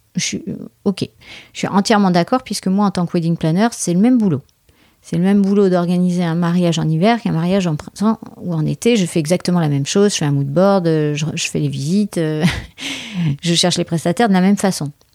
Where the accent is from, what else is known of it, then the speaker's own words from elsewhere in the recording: France; je suis française